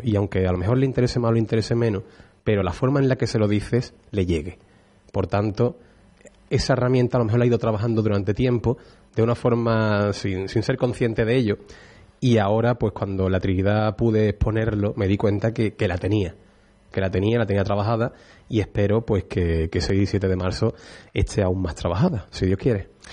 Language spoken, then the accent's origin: Spanish; Utrera, Andalusia, Spain; a mí como utrerano, como cofrade, a lo que me dedico y para poder poner en valor la, Semana Santa de mi pueblo